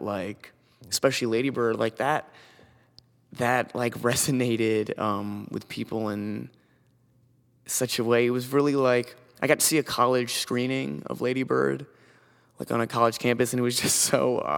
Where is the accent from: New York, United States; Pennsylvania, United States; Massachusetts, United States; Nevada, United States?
New York, United States; I'm this American kid from New York